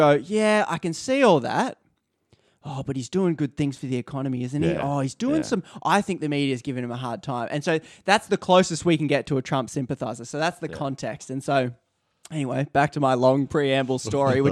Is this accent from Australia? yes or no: yes; Australia; Me as an Australian